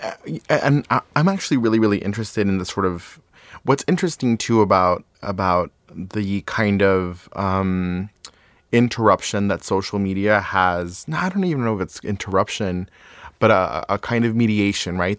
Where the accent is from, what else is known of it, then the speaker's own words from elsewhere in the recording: Ciudad Juárez, Chihuahua, Mexico; moved away; also born or lived in El Paso, Texas; I grew up in Ciudad Juarez, Chihuahua, Mexico